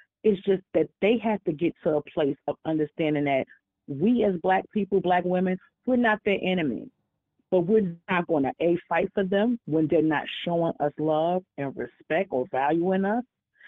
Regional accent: New York, United States; Hey, Tanya. This is … How are you? And I'm from New York.

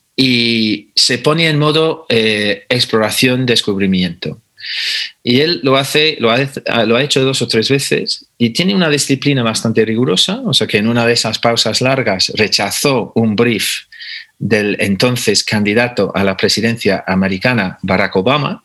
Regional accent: England, United Kingdom; moved away as an adult; now in Spain; soy inglés de nacionalidad, pero llevo 30 años viviendo en España, o sea que ya no sé de qué país soy

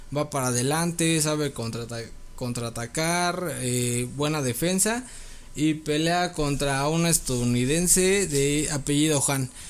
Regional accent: Mexico; como mexicano podría decir

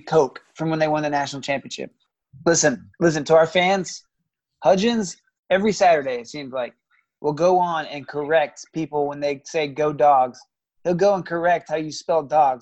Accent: Georgia, United States; also born or lived in Nebraska; I'm from Georgia too

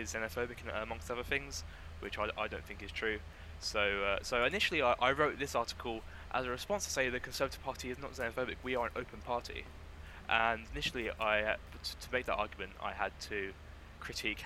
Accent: Dartford, South East England, United Kingdom; I'm from Dartford, so I joined the Dartford Association

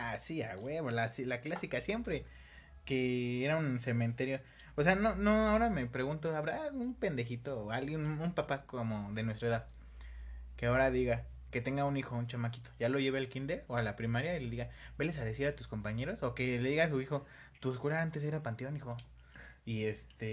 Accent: State of Mexico, Mexico; also born or lived in Coacalco / Tultepec / Ecatepec; yo también soy del Estado de México, pero de una zona menos culera. Yo estuve por Coacalco

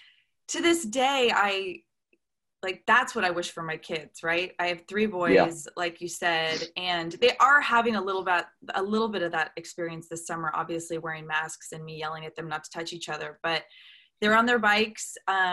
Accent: Newport Beach, California, United States; Yeah, I grew up in Newport Beach, California

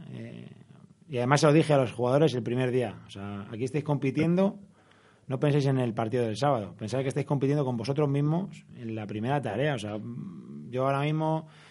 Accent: Madrid, Community of Madrid, Spain; soy de Vallecas, he sido del Rayo toda la vida

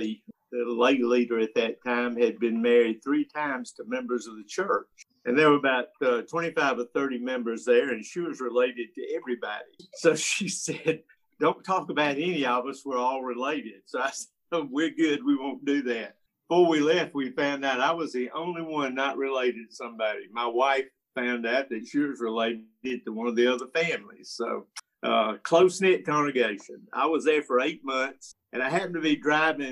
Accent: Atlanta, Georgia, United States; And I am a native of Atlanta

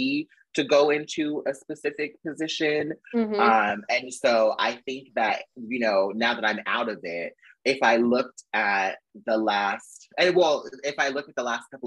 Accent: California, United States; moved away as an adult; also born or lived in Arizona; I'm from California, so I went back home and stayed with my mom

